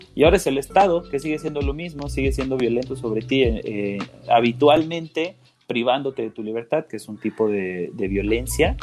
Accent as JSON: {"language": "Spanish", "country": "Mexico", "said": "aquí en México"}